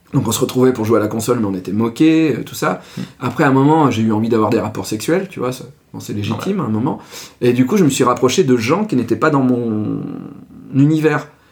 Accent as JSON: {"language": "French", "area": "Ardèche", "region": "Auvergne-Rhône-Alpes", "country": "France", "moved": "yes", "said": "j'y retourne parce que c'est là, là d'où je viens"}